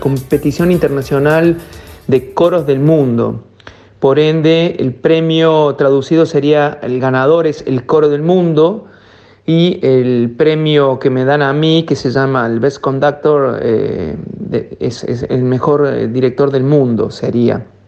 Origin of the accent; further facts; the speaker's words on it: Córdoba, Argentina; now in La Plata, Argentina; cordobés, y ya más en, eh, los años que vivo en la ciudad de La Plata, yo soy más platense que cordobés, pero sí, cordobés de pura cepa.